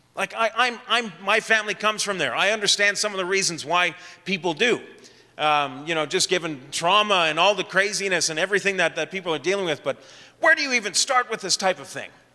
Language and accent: English; Ottawa, Ontario, Canada; also born or lived in Edmonton; I grew up in Ottawa